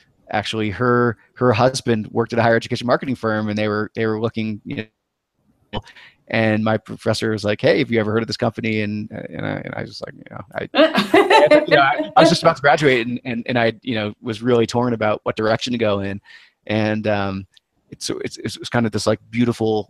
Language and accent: English; New England, United States; moved away; I grew up in New England